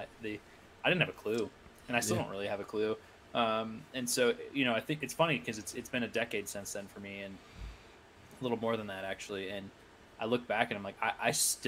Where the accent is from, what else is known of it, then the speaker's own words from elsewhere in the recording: Iowa, United States; I went to college in my hometown.